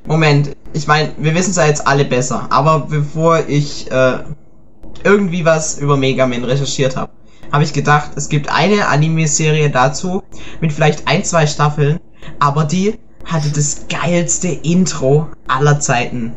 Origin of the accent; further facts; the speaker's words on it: Stuttgart, Baden-Württemberg, Germany; bei uns in Stuttgart